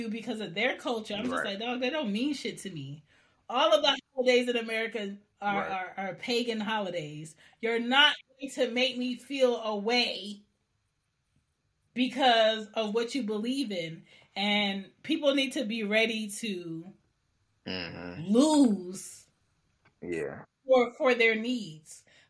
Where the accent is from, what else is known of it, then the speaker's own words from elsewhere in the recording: Jamaica; Ask me as a Jamaican woman what is tradition in my family.